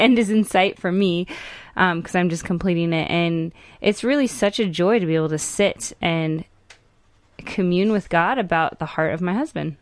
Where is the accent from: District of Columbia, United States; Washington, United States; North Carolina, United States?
Washington, United States; Tacoma; I was born in Tacoma, Washington